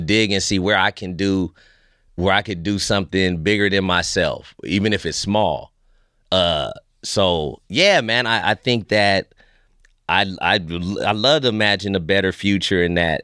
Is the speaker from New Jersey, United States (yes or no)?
no; Fresno, California, United States; moved away as an adult; now in Vancouver, Canada; I'm American made.